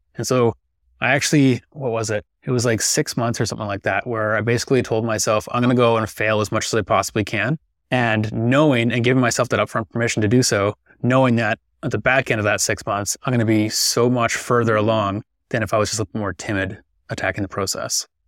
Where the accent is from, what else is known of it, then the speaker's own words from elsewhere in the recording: Victoria, British Columbia, Canada; I'm from Victoria, British Columbia. Fortunate enough to be born and raised here